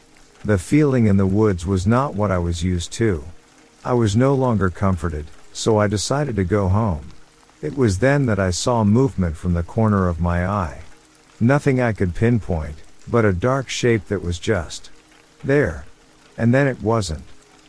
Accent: County Clare, Ireland; now in United States; I'm originally from Ireland. I moved to the States roughly 20 years ago. This story takes place in County Clare, Ireland, when I was about 15 years old.

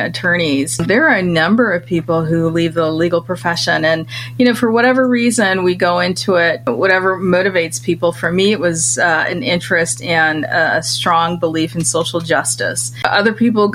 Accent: Michigan, United States; moved away as an adult; also born or lived in London; my home state of Michigan, where I grew up as a kid

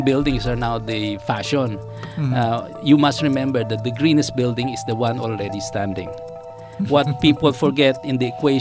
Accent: Quezon City, Metro Manila, Philippines; moved away as an adult; also born or lived in Singapore; I grew up in Project 4, which is not exactly the best place to go up

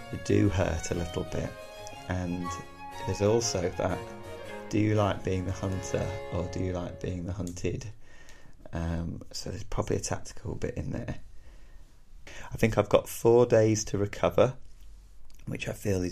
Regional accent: Devon, South West England, United Kingdom; moved away; I'm a real southerner here, so I'm originally from Devon

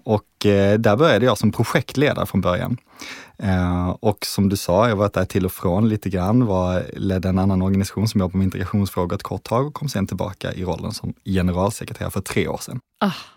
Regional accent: Malmö, Skåne, Sweden; jag kommer från Malmö, född och uppvuxen där.

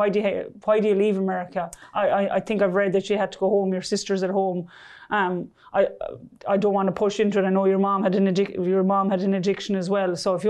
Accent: Ireland; When I was growing up in Ireland of binge drinking and doing all

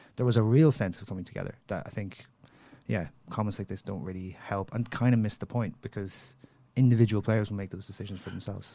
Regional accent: Derry, Northern Ireland, United Kingdom; I come from Derry

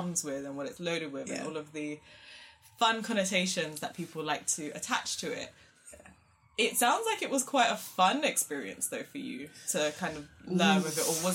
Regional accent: Luton, East of England, United Kingdom; also born or lived in London; I'm from this London. I was born in Luton

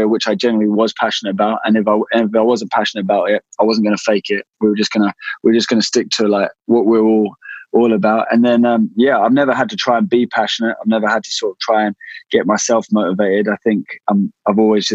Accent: West Sussex, South East England, United Kingdom; I grew up in West Sussex.

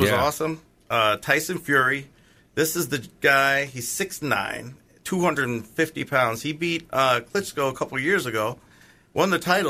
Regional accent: Pennsylvania, United States; moved away; that's my home state

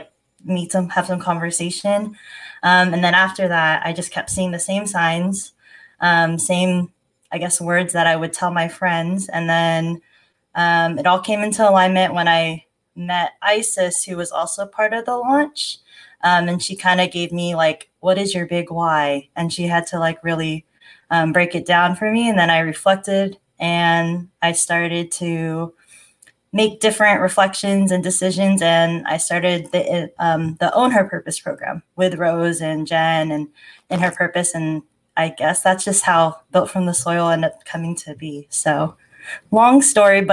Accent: Sacramento, California, United States; now in Southern California, United States; I'm originally from Sacramento, as Mafe had said. And I now live in Southern California

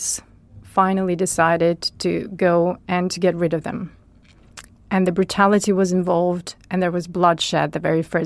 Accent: Chernivtsi, Chernivtsi Oblast, Ukraine; my hometown in Chernivtsi

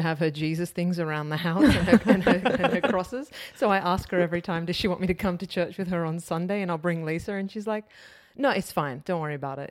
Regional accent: Sydney, New South Wales, Australia; also born or lived in Wetherill Park; I was born in Weatherall Park, but I spent my teenage years in the inner west of Sydney.

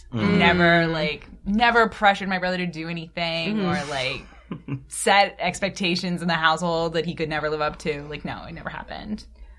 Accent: Maryland, United States; I grew up in Maryland.

